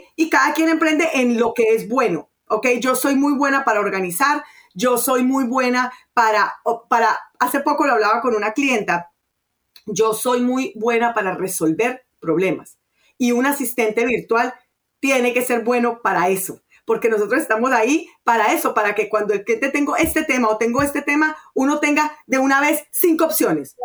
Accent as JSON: {"language": "Spanish", "country": "Colombia", "also_born_or_lived": "Venezuela", "moved": "yes", "said": "yo soy colombiana, pero bueno, viví en Venezuela muchos años"}